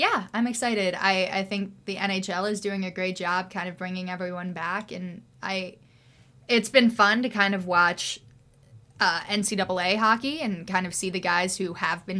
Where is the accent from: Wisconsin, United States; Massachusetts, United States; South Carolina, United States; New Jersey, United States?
New Jersey, United States; I'm from New Jersey.